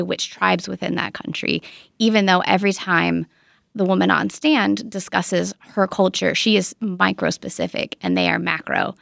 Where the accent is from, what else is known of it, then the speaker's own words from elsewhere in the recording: United States; as an American